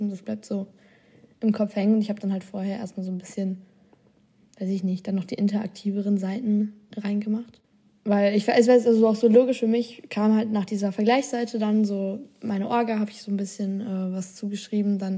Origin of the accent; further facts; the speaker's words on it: Austria; Bei mir war es Österreich.